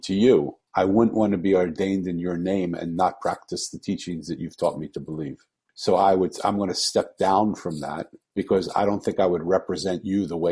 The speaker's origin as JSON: {"language": "English", "town": "Philadelphia", "region": "Pennsylvania", "country": "United States", "tie": "born or raised there", "moved": "yes", "said": "I was born in Philadelphia and I'm 65 years old"}